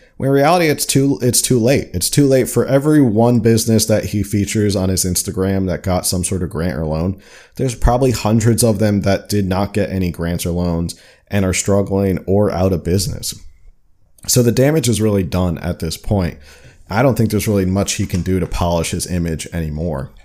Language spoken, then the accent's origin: English; New Jersey, United States; now in California, United States; I'm from New Jersey